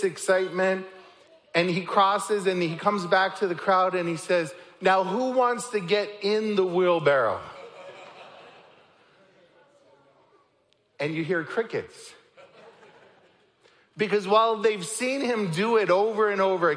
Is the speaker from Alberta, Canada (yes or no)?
no; Niagara Falls, Ontario, Canada; moved away; I'm from Canada. I grew up in Niagara Falls